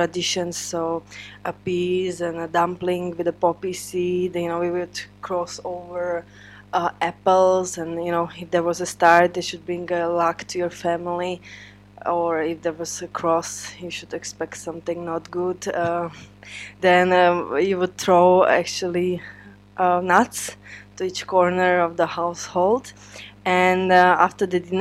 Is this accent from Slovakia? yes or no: yes; Spišská Nová Ves, Košice Region, Slovakia; now in Czech Republic; I'm actually from Spiska Nová Ves, which is eastern part of Slovakia.